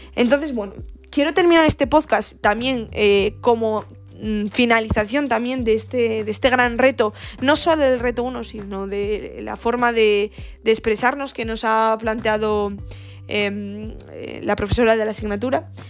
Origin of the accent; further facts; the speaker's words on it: Gijón, Asturias, Spain; moved away as an adult; now in Granada, Spain; yo eh, nací en, una ciudad al norte de, de España, en Asturias, se llama Gijón. Y eh, bueno, desarrollé en, Gijón toda mi vida